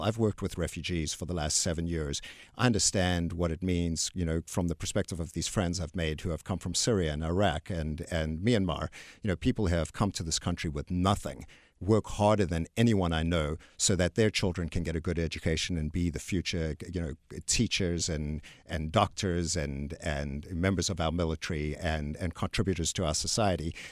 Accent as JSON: {"language": "English", "country": "South Africa", "also_born_or_lived": "Texas", "moved": "yes", "lives_now": "United States", "said": "I'm actually from South Africa."}